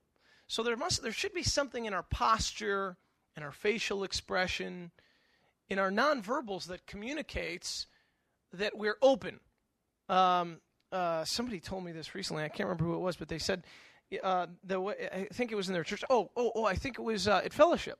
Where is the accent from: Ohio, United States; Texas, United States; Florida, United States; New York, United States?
New York, United States; Western; moved away as an adult; also born or lived in the South (college); I grew up in Western New York